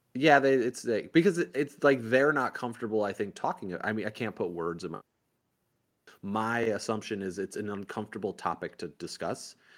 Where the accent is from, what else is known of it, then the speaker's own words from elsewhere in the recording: Indiana, United States; now in Miami, United States; growing up in Indiana